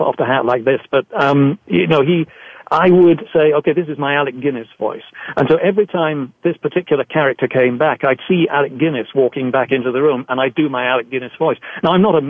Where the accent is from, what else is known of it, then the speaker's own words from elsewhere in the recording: England, United Kingdom; I grew up in England